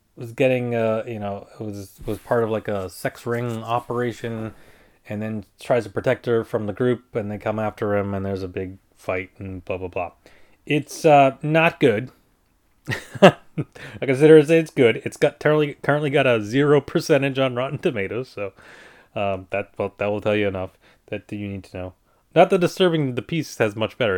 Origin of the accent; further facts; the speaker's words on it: United States; I'm not English. I'm a, I'm American